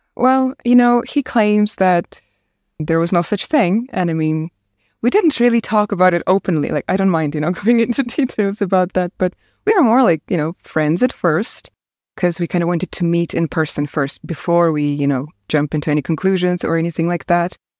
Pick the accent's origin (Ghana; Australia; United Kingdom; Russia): Russia; Komsomolsk-on-Amur, Khabarovsk Krai; first language Russian; English is a second language; moved away as an adult; also born or lived in Saint Petersburg, Russia; now in Ireland; I was born in a small town in the far east of Russia called Komsomolsk on Amur